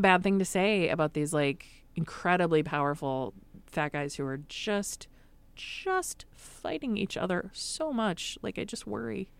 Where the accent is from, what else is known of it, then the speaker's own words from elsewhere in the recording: Madison, Wisconsin, United States; I grew up in Madison, Wisconsin